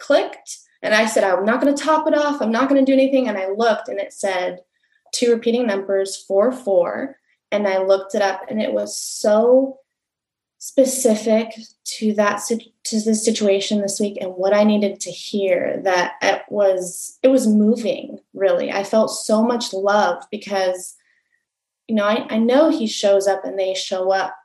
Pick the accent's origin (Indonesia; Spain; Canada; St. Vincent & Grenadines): Spain; Barcelona, Catalonia; moved away; I'm originally from Barcelona, Spain